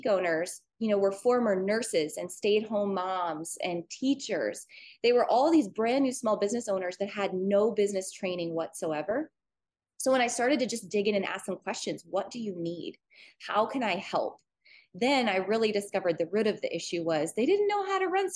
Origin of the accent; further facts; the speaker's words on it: North Dakota, United States; now in Wisconsin, United States; I live in Wisconsin now. I was born and raised in North Dakota on a ranch on the back of a horse in the middle of nowhere.